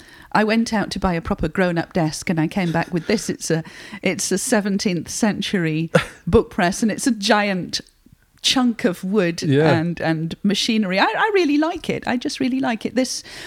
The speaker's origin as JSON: {"language": "English", "town": "Barnsley", "region": "Yorkshire and the Humber", "country": "United Kingdom", "tie": "born or raised there", "said": "I was born in Barnsley, 12 miles away, and I've always lived in Yorkshire apart from being at university."}